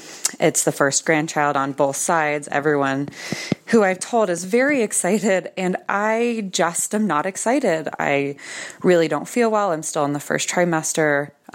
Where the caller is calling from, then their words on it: Westminster, Colorado, United States; I'm calling from Westminster, Colorado.